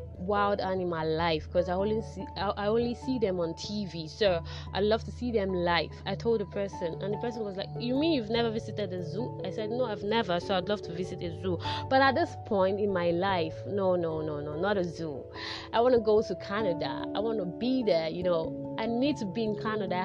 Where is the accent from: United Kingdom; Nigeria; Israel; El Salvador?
Nigeria; Lagos; I was born in Lagos, grew up in Lagos, everything Lagos, my whole life Lagos.